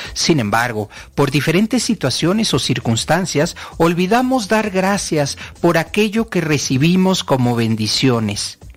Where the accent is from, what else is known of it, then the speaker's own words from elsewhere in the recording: Mexico; como latino, como mexicano